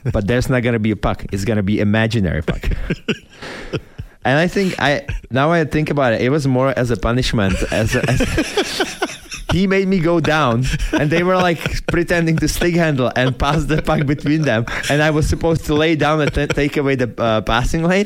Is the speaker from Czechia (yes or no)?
yes; Czechia; born or raised there; moved away as an adult